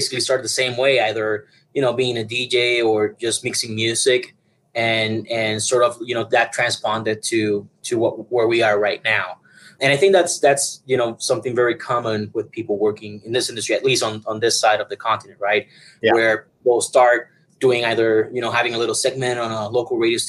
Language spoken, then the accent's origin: English; Puerto Rico; now in Denver, United States; originally I'm from Puerto Rico